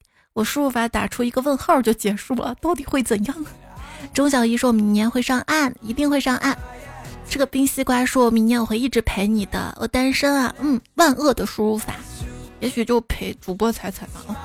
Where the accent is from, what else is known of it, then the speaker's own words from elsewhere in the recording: Xi'an, Shaanxi, China; 我们先人不抢票，不用抢票，因为都不去。机会留给外地人